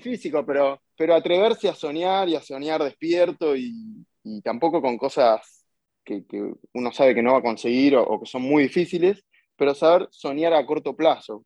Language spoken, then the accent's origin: Spanish; Bernal, Buenos Aires Province, Argentina; soy de Bernal, es una ciudad en, la zona sur de Buenos Aires, a unos 40 kilómetros de capital